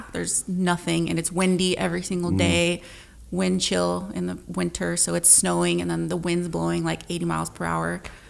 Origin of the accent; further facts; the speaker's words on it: New Mexico, United States; So I'm from New Mexico. It's like a pretty big thing there.